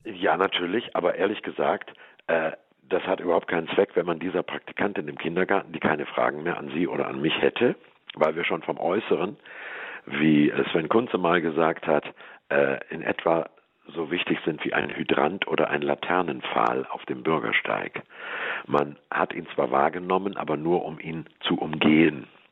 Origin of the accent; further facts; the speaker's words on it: Hamburg, Germany; now in Swabia, Germany; Ich bin ja Hamburger, lebe nur in Schwaben.